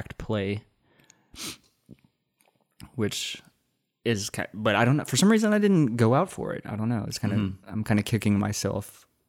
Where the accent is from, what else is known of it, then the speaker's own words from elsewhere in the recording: Muldoon, Texas, United States; I grew up in Muldoon, Texas.